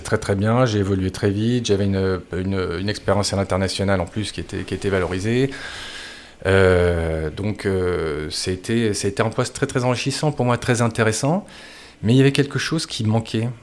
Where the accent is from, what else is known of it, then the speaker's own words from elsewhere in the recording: Marcq-en-Barœul, Hauts-de-France, France; moved away as an adult; also born or lived in Lille / Thailand; je suis issu du nord de la France. j'ai fait tout mon parcours dans une même école à Marc-en-Barœul.